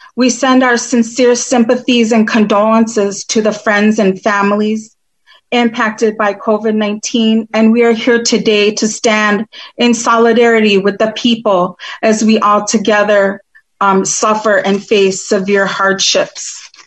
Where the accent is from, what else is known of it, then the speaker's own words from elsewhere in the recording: United States; I'm Turtle Clan from the Oneida Nation